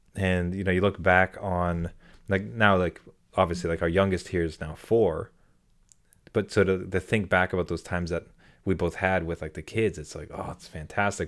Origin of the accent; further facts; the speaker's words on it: Canada; I'm very Canadian in that I have two skin colors